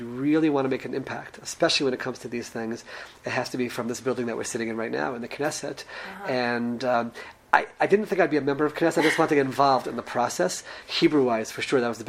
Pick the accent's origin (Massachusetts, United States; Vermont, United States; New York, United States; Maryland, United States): Maryland, United States; Silver Spring; moved away as an adult; now in Israel; I grew up in Silver Spring, Maryland, and went to yeshiva in Israel after high school